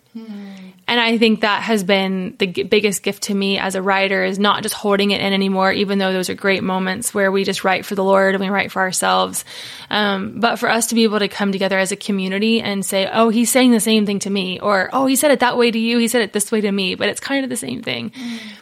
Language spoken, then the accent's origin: English; Cincinnati, Ohio, United States; now in Tennessee, United States; I'm from the Buckeye State, Ohio. So born and raised Cincinnati, Ohio